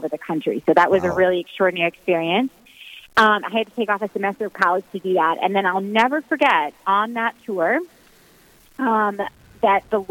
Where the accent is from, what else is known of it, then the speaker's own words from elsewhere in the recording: Cincinnati, Ohio, United States; I'm from Cincinnati, Ohio